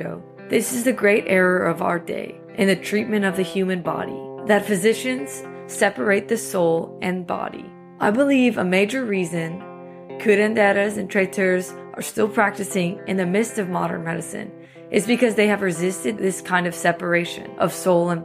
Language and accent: English; New Iberia, Louisiana, United States; Growing up in New Iberia